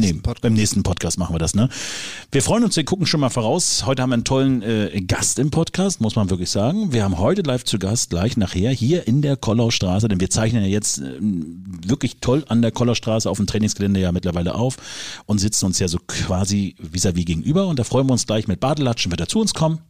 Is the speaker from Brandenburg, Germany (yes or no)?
no; Rügen, Mecklenburg-Vorpommern, Germany; bei uns im kleinen Ort, wo ich aufgewachsen bin, auf der wunderschönen Insel Rügen